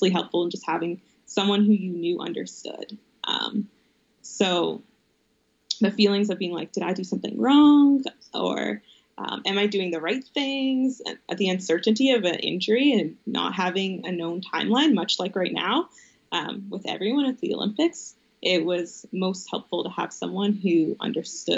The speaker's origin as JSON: {"language": "English", "town": "Calgary", "region": "Alberta", "country": "Canada", "tie": "born or raised there", "said": "my family growing up in the South"}